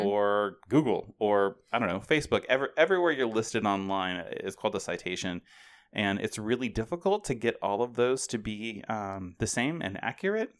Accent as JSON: {"language": "English", "town": "Portland", "region": "Oregon", "country": "United States", "tie": "born or raised there", "moved": "yes", "lives_now": "Ohio, United States", "said": "I grew up in the Portland, Oregon area"}